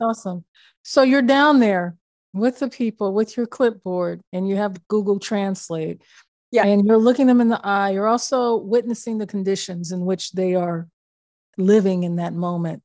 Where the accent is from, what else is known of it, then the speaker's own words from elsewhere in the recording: Midwest, United States; we're both uh, Midwestern born people